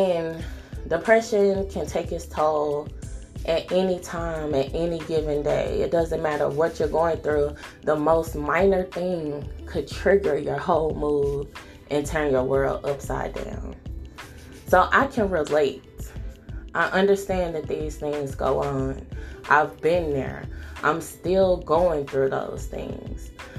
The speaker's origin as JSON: {"language": "English", "region": "the South", "country": "United States", "tie": "born or raised there", "said": "You know, like, I grew up in the South."}